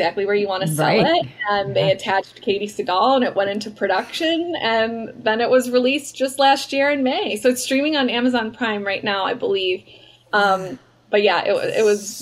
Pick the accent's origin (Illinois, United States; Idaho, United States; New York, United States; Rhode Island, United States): Illinois, United States; Chicago; moved away; I'm from Chicago and I lived there